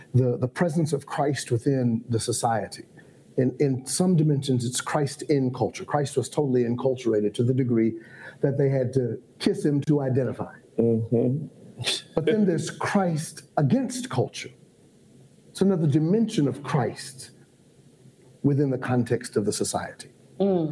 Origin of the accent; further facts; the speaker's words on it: Ohio, United States; moved away as an adult; now in Atlanta, United States; I was raised in Ohio. How I ended up in Atlanta was Morehouse College